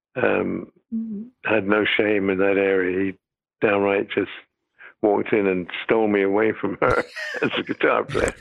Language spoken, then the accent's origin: English; United Kingdom; moved away; I'm British